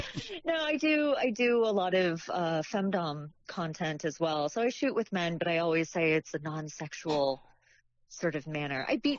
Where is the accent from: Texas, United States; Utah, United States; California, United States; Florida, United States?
California, United States; San Francisco; I grew up in San Francisco.